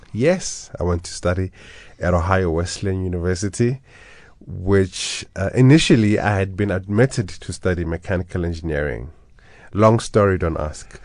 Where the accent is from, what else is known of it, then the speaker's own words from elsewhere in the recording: Johannesburg, Gauteng, South Africa; I was born and bred in Orlando East